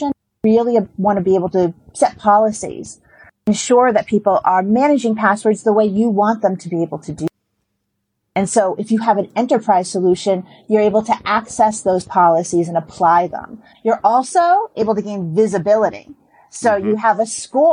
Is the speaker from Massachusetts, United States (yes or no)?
yes; Boston, Massachusetts, United States; I am from Boston